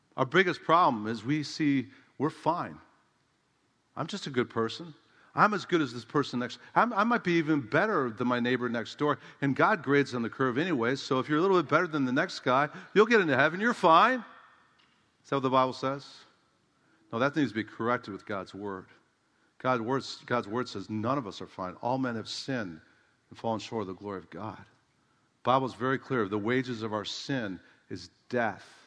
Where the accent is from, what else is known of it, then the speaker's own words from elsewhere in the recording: United States; I'm an American